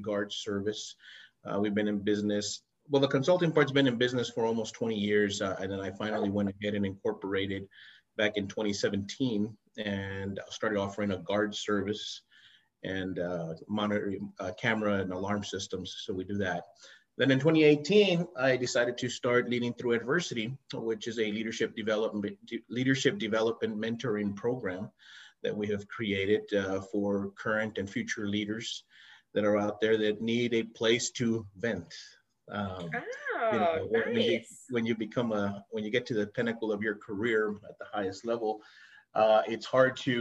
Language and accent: English; El Paso, Texas, United States; I was born and raised in El Paso, Texas, which borders Ciudad Juarez, Mexico